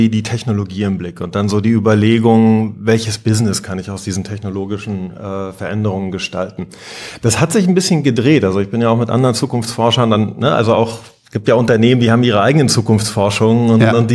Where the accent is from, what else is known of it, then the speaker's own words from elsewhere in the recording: East Germany, Germany; Ich war, ich bin in der DDR groß geworden. Ich war 16, als die Wende anfing